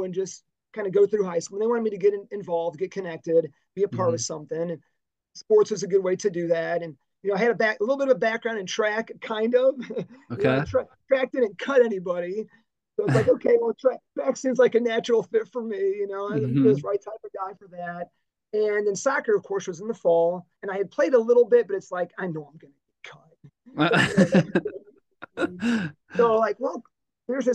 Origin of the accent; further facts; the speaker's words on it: Dyer, Indiana, United States; I grew up in Dyer on the north side of the Lake Central kind of boundary lines